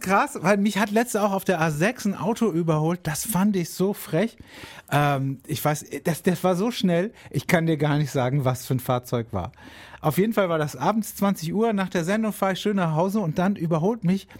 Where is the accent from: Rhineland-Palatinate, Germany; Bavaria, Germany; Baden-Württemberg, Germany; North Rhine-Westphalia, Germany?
Rhineland-Palatinate, Germany; Hainfeld/Edenkoben area; moved away; aus meiner alten Heimat Hauen-Eberstein